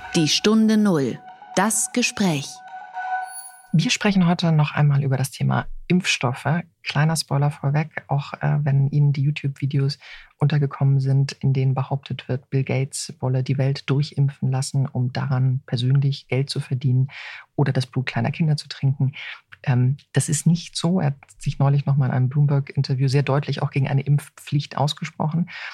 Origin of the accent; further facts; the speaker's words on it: Germany; als Deutsche